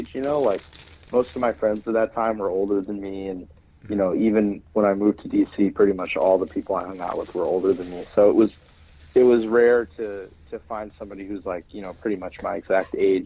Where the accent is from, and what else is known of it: Cary, North Carolina, United States; born or raised there; moved away as an adult; also born or lived in Hartford, Connecticut / Washington, District of Columbia, United States / Pennsylvania